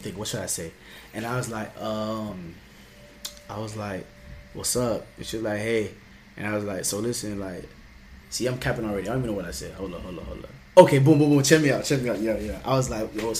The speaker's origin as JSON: {"language": "English", "area": "Palm Beach County", "region": "Florida", "country": "United States", "said": "We're from Florida, bro. We're from Palm Beach County"}